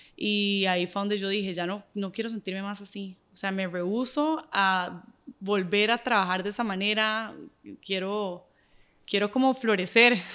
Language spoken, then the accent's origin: Spanish; Nicaragua; soy nicaragüense y soy súper orgullosa de ser nicaragüense